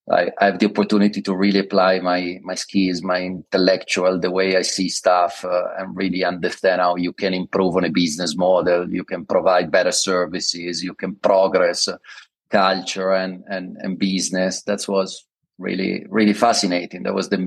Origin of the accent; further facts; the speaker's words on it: London, United Kingdom; English is a second language; also born or lived in Milan; I'm originally from Milan, moved to London when I was very young. I did all my university, master, PhD, all my study and education in London. I think I spent over 22 years there, so I feel myself a lot of a Londoner and less of an Italian